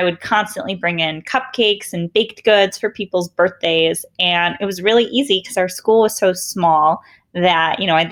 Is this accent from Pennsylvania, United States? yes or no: no; Bloomfield Hills, Michigan, United States; I grew up in Bloomfield Hills, Michigan